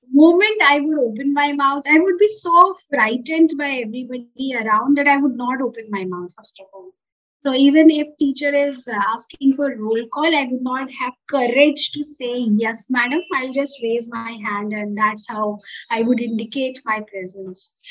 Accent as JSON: {"language": "English", "region": "Uttar Pradesh", "country": "India", "said": "I come from Eastern UP."}